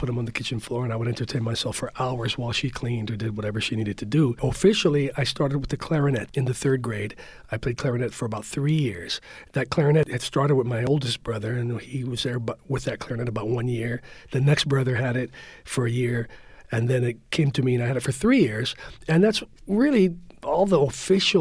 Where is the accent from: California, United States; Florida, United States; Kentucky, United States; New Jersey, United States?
California, United States; San Francisco; I was born and raised in the Mission District, born on 22nd and Harrison and raised up on Bernal Heights